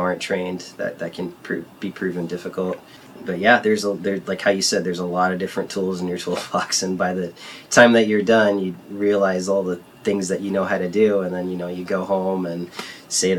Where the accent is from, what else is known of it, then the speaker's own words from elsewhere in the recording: San Diego, California, United States; moved away; I grew up in San Diego